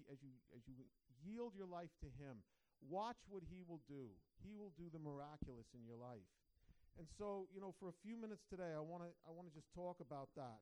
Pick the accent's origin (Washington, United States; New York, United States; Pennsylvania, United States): New York, United States; Long Island; moved away; raised on Long Island, New York